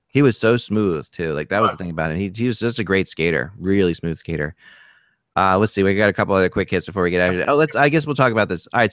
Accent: Cherry Hill, New Jersey, United States; Cherry Hill, which um, which is my hometown

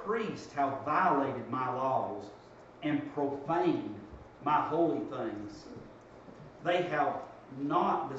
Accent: Dalton, Georgia, United States; growing up in Dalton

